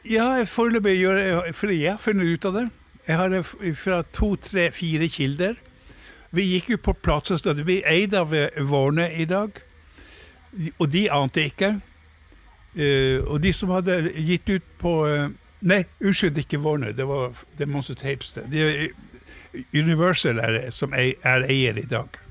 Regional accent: Leknes, Nordland, Norway; moved away; i hjembyen min var vi også for første gang

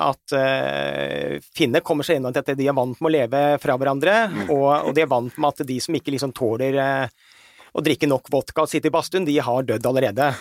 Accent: Norway; Vi som nordmenn

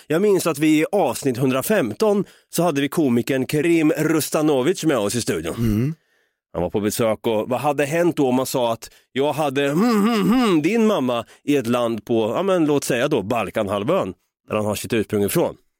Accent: Norrköping, Östergötland, Sweden; now in Stockholm, Sweden; Jag bor ju som bekant uppe i Stockholm här, va? Jag vill ju flytta ner igen någon gång hem till Norrköping och ta tag i mitt östgötska arv

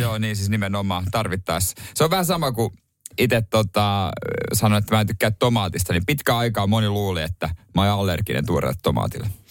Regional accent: Ostrobothnia, Finland; ainakin meillä Pohjanmaalla

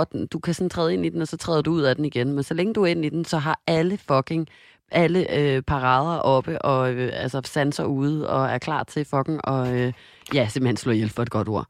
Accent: Denmark; moved away; jeg var hjemme i Danmark

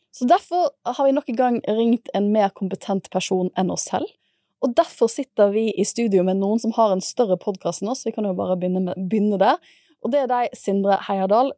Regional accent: Bergen, Vestland, Norway; moved away; det er derfor jeg er fra Bergen, fordi de studerte da jeg ble født

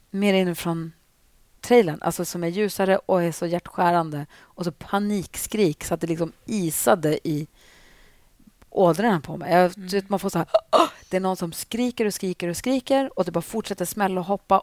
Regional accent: Luleå, Norrbotten County, Sweden; i Luleå som där jag växte upp

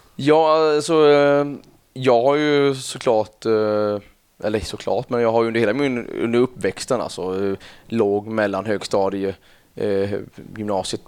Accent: Kalmar, Kalmar County, Sweden; also born or lived in Öland; Jag eh, är uppväxt i ett samhälle som heter, eller en ja, ett samhälle utanför Kalmar, då, 6 km ungefär, Rinkebyholm

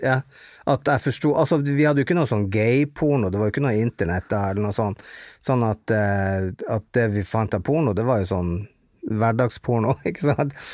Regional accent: Bodø, Nordland, Norway; jeg kommer fra Dogtown, altså Hundstad i Bodø

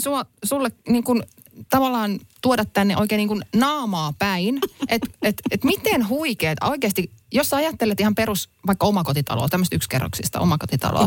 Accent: Helsinki, Uusimaa, Finland; now in Hämeenlinna, Finland; olen Helsingistä lähtöisin, nykyään asun kyllä Hämeenlinnassa, mutta en ole niin kuin vanhassa kotikaupungissanikaan käynyt

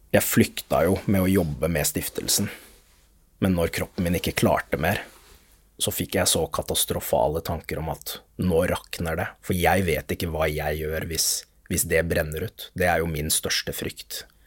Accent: Lørenskog, Akershus, Norway; Det er der hvor jeg har vokst opp, i Lørenskog

